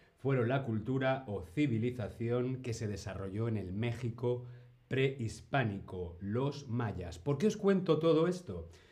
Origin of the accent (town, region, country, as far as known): Spain